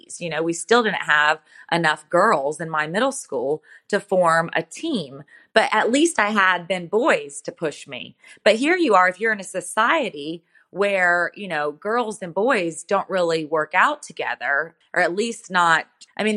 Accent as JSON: {"language": "English", "country": "United States", "tie": "born or raised there", "said": "growing up in America"}